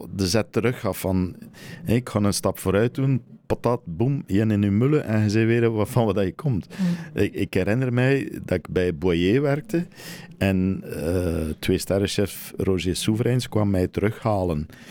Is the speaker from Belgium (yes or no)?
yes; Flanders, Belgium; moved away as an adult; also born or lived in France; als Belg